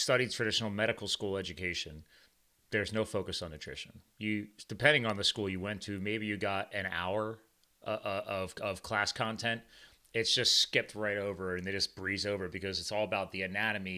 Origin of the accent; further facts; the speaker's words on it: Pennsylvania, United States; also born or lived in New Jersey; the farm I grew up on in Pennsylvania, my dad just wanted us to grow up around animals. It wasn't when I was born in New Jersey